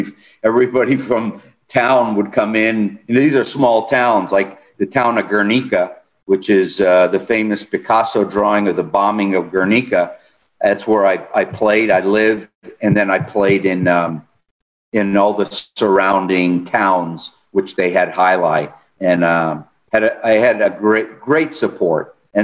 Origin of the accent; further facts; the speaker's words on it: United States; Being an American in a sport dominated by Spanish Basque, French Basque, Mexicans